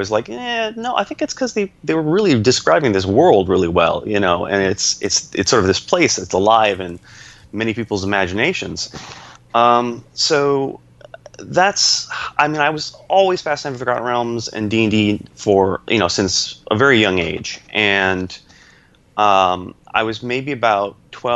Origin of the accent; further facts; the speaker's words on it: Syracuse, New York, United States; moved away as an adult; also born or lived in Pennsylvania; my hometown, Syracuse